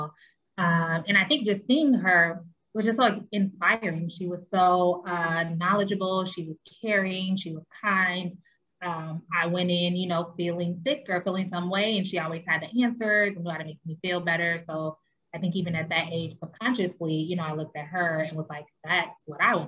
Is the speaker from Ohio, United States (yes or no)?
no; Chicago, Illinois, United States; also born or lived in Washington, D.C. area; now in Washington D.C. area, United States; I'm originally from Chicago, Illinois, but I now reside in the Washington metro area in northern Springfield.